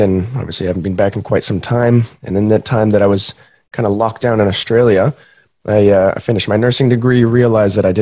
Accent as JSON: {"language": "English", "region": "Montana", "country": "United States", "tie": "born or raised there", "moved": "yes", "said": "Growing up in Montana"}